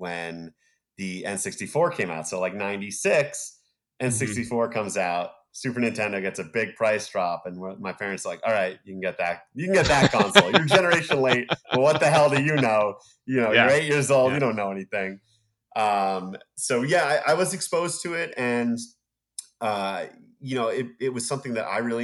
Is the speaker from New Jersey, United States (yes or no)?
yes; Rutherford, New Jersey, United States; I grew up in Rutherford, New Jersey